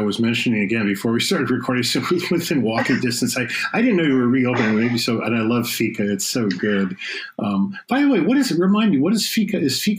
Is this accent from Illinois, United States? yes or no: yes; Park Forest, Illinois, United States; moved away; I grew up in Park Forest in the south suburbs.